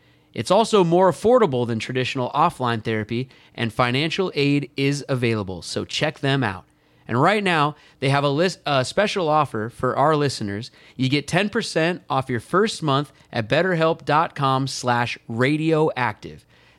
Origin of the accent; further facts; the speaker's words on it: California, United States; But I'm from the place, I'm from California, and I want a little freedom.